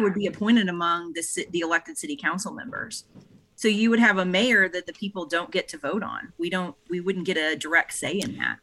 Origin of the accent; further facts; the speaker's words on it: St. Louis, Missouri, United States; now in East Cobb, United States; I'm, I'm from, I hail from Saint Louis, Missouri originally